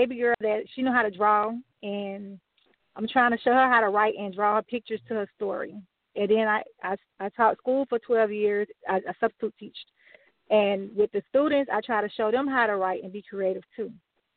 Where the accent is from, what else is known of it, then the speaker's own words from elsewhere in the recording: Miami, Florida, United States; also born or lived in Cairo, Georgia / Albany, Georgia / Atlanta, Georgia; when I was a kid growing up here